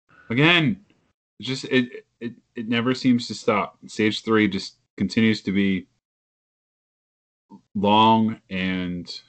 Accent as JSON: {"language": "English", "region": "the South", "country": "United States"}